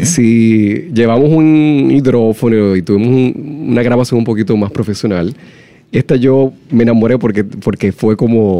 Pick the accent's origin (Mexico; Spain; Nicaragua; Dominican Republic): Dominican Republic; nosotros como dominicanos